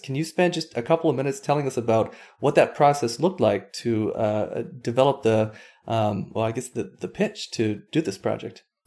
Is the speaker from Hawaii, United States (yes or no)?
yes; Hawaii, United States; I grew up on Hawaii